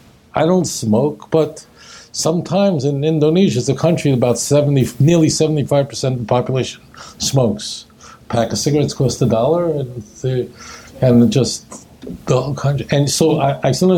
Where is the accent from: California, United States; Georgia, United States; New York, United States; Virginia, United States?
New York, United States; New York City; when I was a kid growing up in Brooklyn